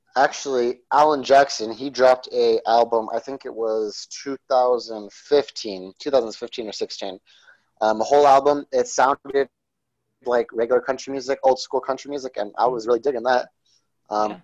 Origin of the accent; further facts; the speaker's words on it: Coolidge, Arizona, United States; I grew up in Arizona, which is about uh, three hours from Mexico.